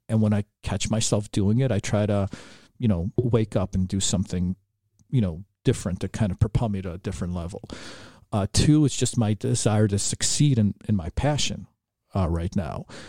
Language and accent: English; Chicago, Illinois, United States; growing up in Chicago